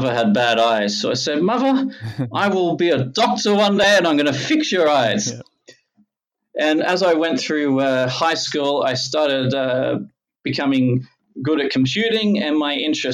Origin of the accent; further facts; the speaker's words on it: Logan, Queensland, Australia; I grew up in Logan